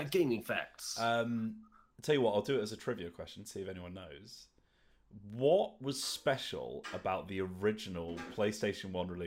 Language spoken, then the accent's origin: English; Luton, East of England, United Kingdom; I'm from Luton.